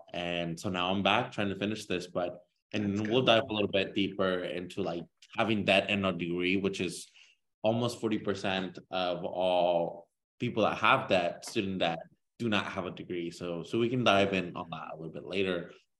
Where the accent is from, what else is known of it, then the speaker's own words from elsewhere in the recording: Wichita, Kansas, United States; also born or lived in Northern Mexico / Lawrence, Kansas; So I grew up in the Midwest. I'm from Kansas. I'm Mexican. I grew up in part in Northern Mexico as part of my upbringing. But most of my life has been in Kansas. Over half of my life has been lived in that state.